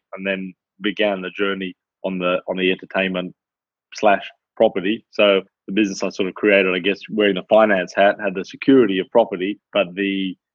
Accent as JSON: {"language": "English", "country": "Australia", "moved": "as an adult", "lives_now": "United Kingdom", "said": "I'm Australian. I've been predominantly based in the UK for 9 years"}